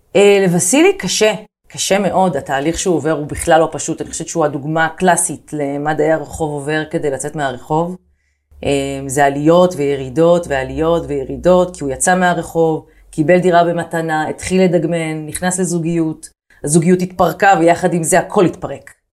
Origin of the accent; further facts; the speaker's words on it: Haifa, Haifa District, Israel; moved away as an adult; now in Tel Aviv, Israel; אני גדלתי בחיפה, אה, וכילדה שגדלה בחיפה בשנות ה-90